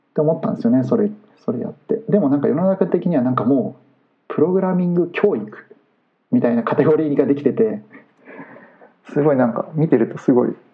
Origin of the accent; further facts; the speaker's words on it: Tsushima, Aichi, Japan; 僕の地元の愛知県津島市